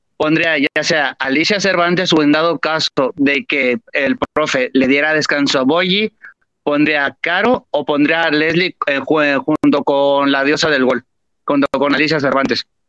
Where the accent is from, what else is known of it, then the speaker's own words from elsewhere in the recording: Guadalajara, Jalisco, Mexico; moved away as an adult; now in Barcelona, Spain; soy de Guadalajara, pero ahorita mismo me vine para Europa a estudiar la carrera precisamente de entrenador y no estoy en la ciudad